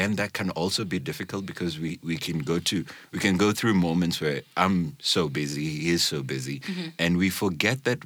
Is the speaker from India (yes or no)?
no; Kenya; we're Kenyan